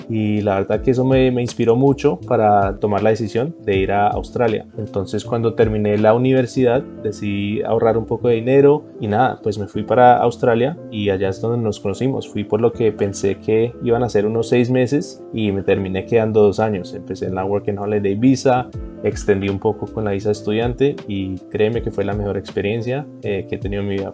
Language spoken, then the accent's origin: Spanish; Vancouver, British Columbia, Canada; also born or lived in Bogotá, Colombia / United States; yo nací en Bogotá, Colombia. Mi familia salió del país cuando yo tenía apenas seis años. Pasamos un par de años en los Estados Unidos y finalmente llegamos a Vancouver, Canadá en el 2002 y es donde crecí la mayor parte de mi vida.